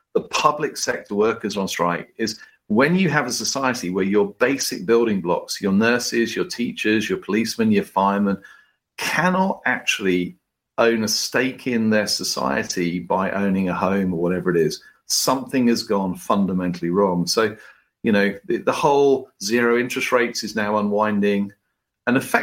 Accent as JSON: {"language": "English", "country": "United Kingdom", "said": "us in Britain"}